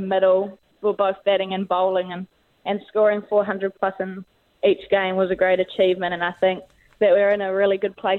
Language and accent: English; Tawa, Wellington, New Zealand; I grew up playing in Tawa, where I live, at the club there